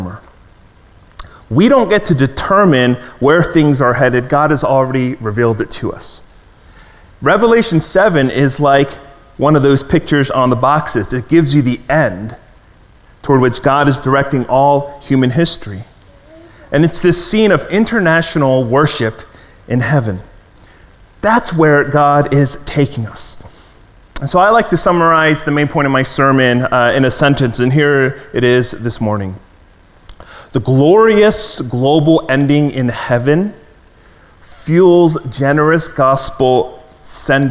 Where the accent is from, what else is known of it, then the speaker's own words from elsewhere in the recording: Maryland, United States; as a kid growing up in Maryland